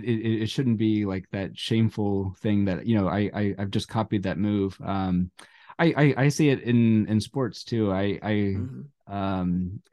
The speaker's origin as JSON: {"language": "English", "town": "Cincinnati", "region": "Ohio", "country": "United States", "tie": "born or raised there", "said": "I think where I grew up in Cincinnati, just out of Cincinnati, we had a really great radio station out of Miami University."}